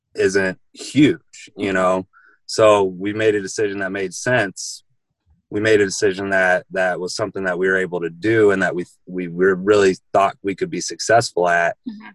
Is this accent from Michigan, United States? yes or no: no; Jacksonville, Illinois, United States; moved away; I'm from Jacksonville, Illinois, which is near Springfield, Illinois, about three three hours from here